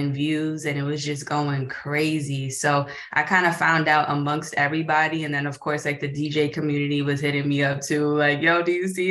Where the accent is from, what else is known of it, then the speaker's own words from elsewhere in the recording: New York, United States; I'm born and raised in New York